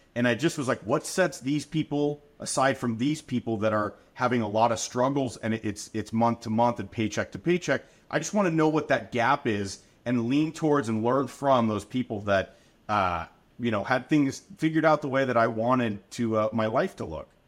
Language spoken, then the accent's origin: English; Anaheim, California, United States; I'm a Southern California kid. Born and raised in Anaheim, Orange County, surrounding areas